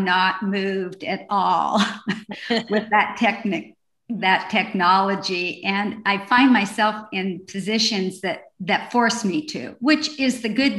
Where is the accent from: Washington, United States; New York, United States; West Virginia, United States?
Washington, United States; Renton; moved away; also born or lived in the South (US); I grew up in Renton, Washington. So I've come back home after the 30 years I spent in the South.